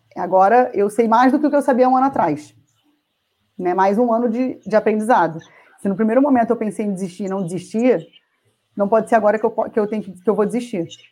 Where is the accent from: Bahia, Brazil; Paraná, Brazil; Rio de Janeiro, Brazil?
Rio de Janeiro, Brazil; moved away as an adult; now in Jundiaí, Brazil; eu sou carioca, né? Sempre morei no Rio.